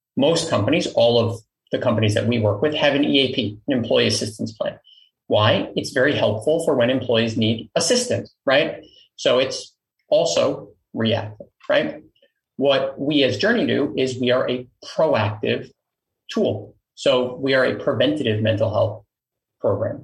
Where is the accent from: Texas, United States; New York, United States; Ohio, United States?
New York, United States; New York City; I grew up in Queens, New York